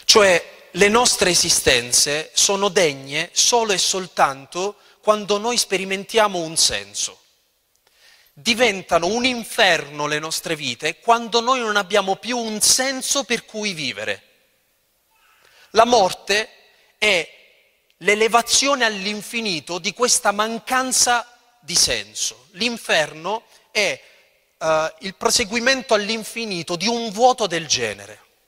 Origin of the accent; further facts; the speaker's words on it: L'Aquila, Abruzzo, Italy; io vengo dall'Aquila e ho sperimentato la tragedia del terremoto dell'Aquila